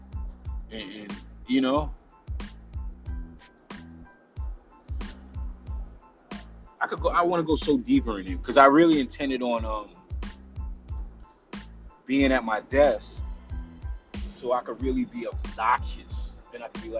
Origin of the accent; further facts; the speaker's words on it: New York, United States; moved away as an adult; also born or lived in Atlanta, Georgia; now in East Coast, United States; I'm a New Yorker, diehard New Yorker